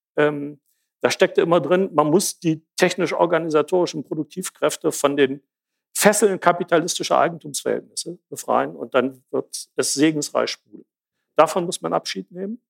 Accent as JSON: {"language": "German", "town": "Jena", "region": "Thuringia", "country": "Germany", "said": "Ich komme aus Jena"}